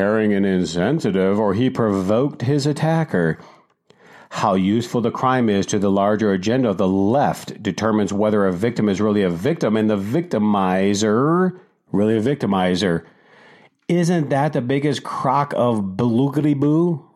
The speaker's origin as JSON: {"language": "English", "town": "Detroit", "region": "Michigan", "country": "United States", "tie": "born or raised there", "moved": "yes", "said": "I grew up in Detroit"}